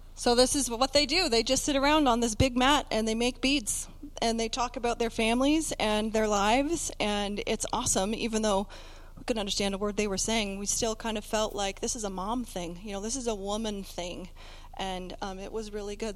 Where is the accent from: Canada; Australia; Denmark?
Canada; we're from Canada